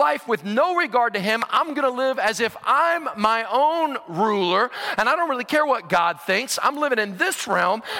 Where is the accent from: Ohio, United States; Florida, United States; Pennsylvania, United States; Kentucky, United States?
Ohio, United States; Cincinnati; I was born in Cincinnati, Ohio, and have been a lifelong Cincinnati Bengals fan.